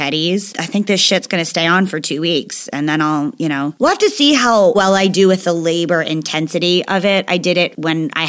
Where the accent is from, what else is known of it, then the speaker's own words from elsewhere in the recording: New Jersey, United States; I'm from New Jersey